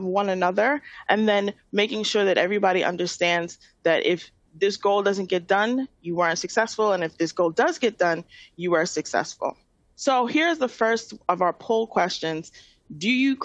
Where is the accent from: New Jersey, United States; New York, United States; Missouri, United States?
New York, United States; New York City; I'm from Queens, and I'm a born and raised New Yorker.